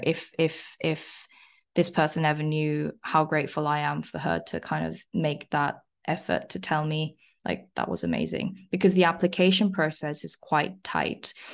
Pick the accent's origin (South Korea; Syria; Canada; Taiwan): South Korea; now in London, United Kingdom; I'm originally from South Korea. Uh, I came to England, like, eleven years ago now